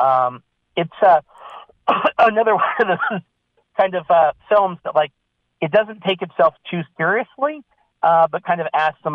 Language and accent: English; Missouri, United States; now in California, United States; I grew up in Missouri, and I've been in California for a while